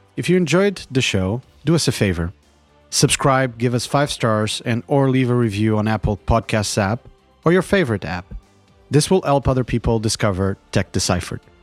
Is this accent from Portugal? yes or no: yes; Portugal; now in California, United States; my home country of Portugal